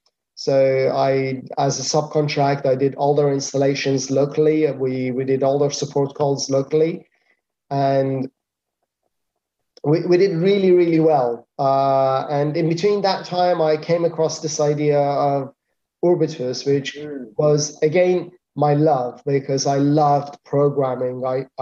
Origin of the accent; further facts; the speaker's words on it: Iran; moved away as an adult; now in Spain; I came from Iran, and in Iran I was doing consultancy. I wasn't doing anything else. So I thought, okay, I come to Spain and I do consultancy